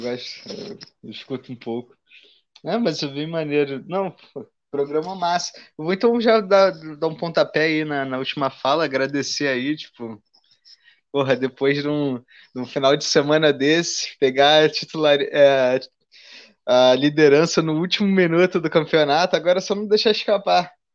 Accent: Rio de Janeiro, Brazil; como carioca

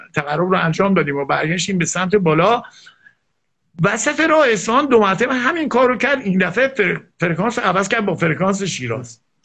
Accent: Iran; چون من ایرانیم

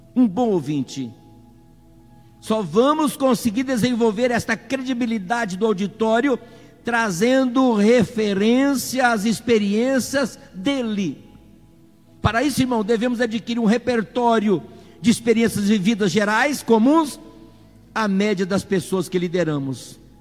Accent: Brazil; Nós somos queira ou não, somos brasileiros

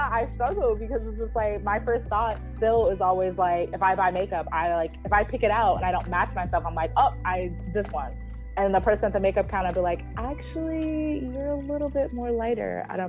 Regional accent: Boston, Massachusetts, United States; growing up in Boston and having people, oh, you're pretty for a dark skinned girl.

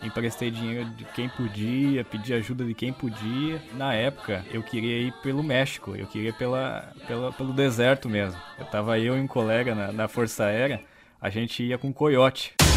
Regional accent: Brazil; also born or lived in Ukraine; como a gente é brasileiro

